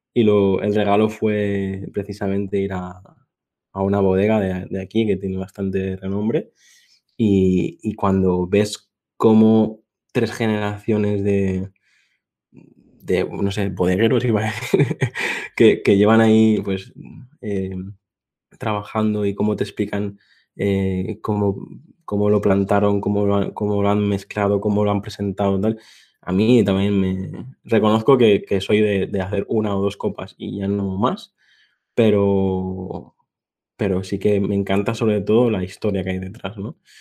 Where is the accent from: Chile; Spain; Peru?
Spain; Mallorca, Balearic Islands; mi tierra y te puedo decir que si un día vienes por aquí, por, por Mallorca